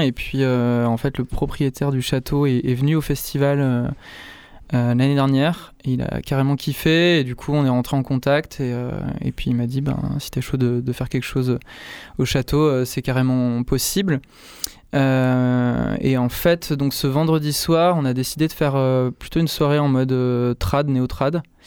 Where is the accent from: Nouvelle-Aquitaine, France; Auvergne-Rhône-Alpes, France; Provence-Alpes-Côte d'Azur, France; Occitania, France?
Auvergne-Rhône-Alpes, France; Saint-Agrève; j'ai grandi en, j'ai grandi en Ardèche euh, du Nord, dans un village qui s'appelle Saint-Agrève